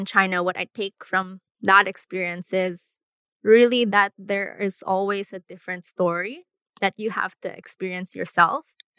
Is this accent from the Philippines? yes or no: yes; Philippines; growing up in the Philippines